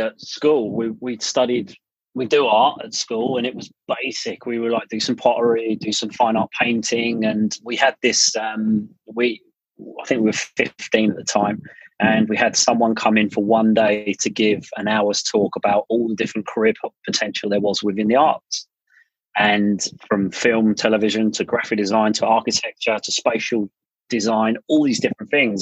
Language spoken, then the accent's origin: English; England, United Kingdom; moved away as an adult; now in United States; we grew up in Bewers, quite a modest upbringing